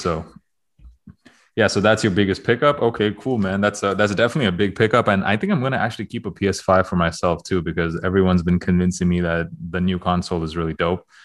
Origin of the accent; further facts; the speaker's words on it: Toronto, Ontario, Canada; moved away; going to Toronto next week, and I will be there. That is my hometown